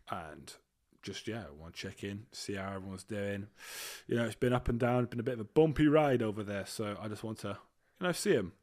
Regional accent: United Kingdom; also born or lived in Leamington Spa / Dorset; I am British

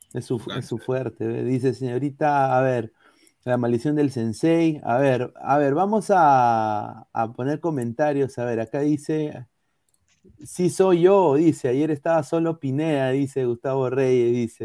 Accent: Peru; soy peruano

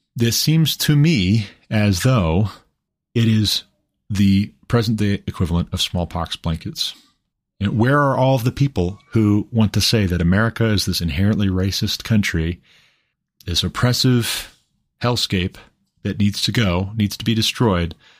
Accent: Glendive, Montana, United States; I'm from Glendive, Montana. I've never even lived outside of the country.

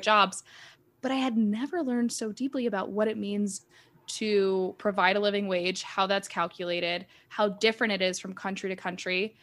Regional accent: United States; as an American

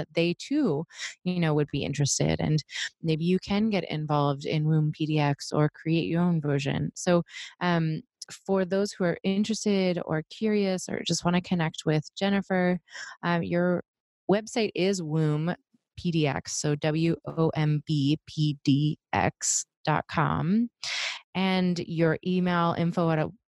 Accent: Pittsburgh, Pennsylvania, United States; moved away; I'm from the East Coast, I'm from Pittsburgh

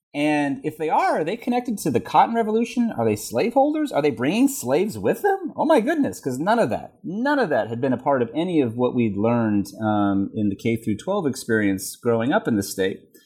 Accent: Texas, United States; moved away as an adult; also born or lived in Tennessee / Virginia; I was, I was born in Tennessee. Um, I grew up mostly in Texas, and then I went to school in Virginia.

